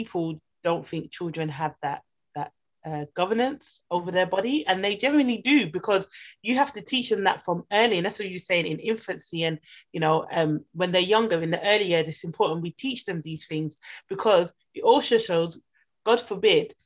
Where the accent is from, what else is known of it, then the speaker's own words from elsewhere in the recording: United Kingdom; I grew up, obviously, I'm Jamaican, British Jamaican. So I grew up where manners is very important.